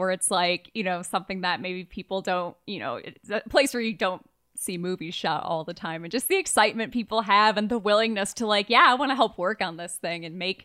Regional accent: Michigan, United States; being from Michigan

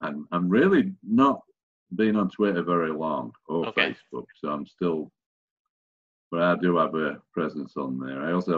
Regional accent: Sheffield, Yorkshire and the Humber, United Kingdom; So I'm from Sheffield

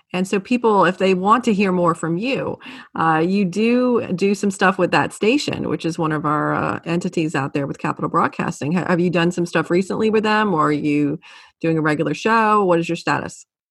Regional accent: New Orleans, Louisiana, United States; moved away; I'm from New Orleans

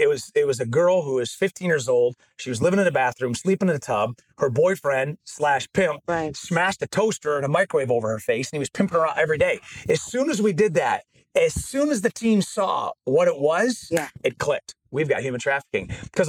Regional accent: Genesee County, Michigan, United States; And I'm from Genesee County in Michigan.

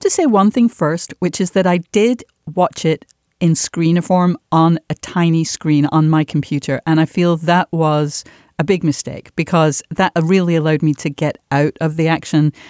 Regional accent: Manchester, North West England, United Kingdom; moved away; growing up in Manchester where the show was made

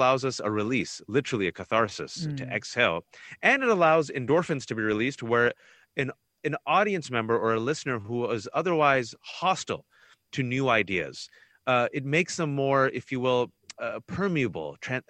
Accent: Fremont, California, United States; I was born and raised here. You want me to go back to Fremont, California?

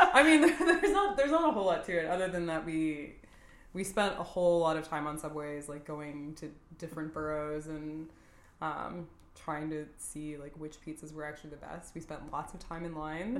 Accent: Texas, United States; moved away; I'm from Texas

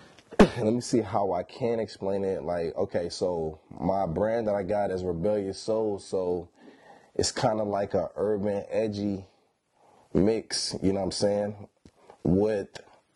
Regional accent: Sacramento, California, United States; born there; Like, I was born here in Sacramento. And then I started living all over the place, man.

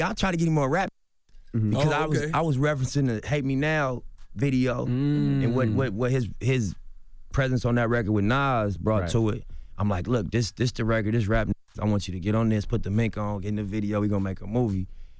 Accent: Los Angeles, California, United States; Just like, what's up … You know what I mean? I'm from L.A., bro, I'm from Rolling 60s.

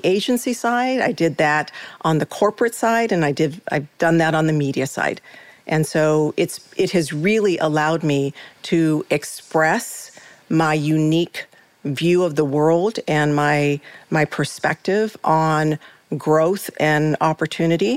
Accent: United States; I am an American

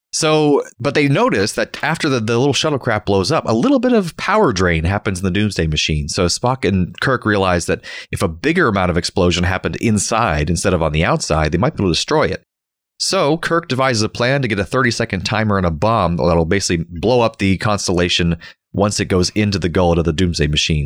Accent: Florida, United States; We learned about him in school growing up in Florida.

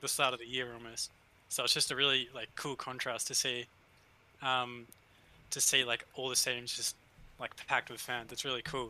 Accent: Australia; accent: Australian; you can probably hear the accent.

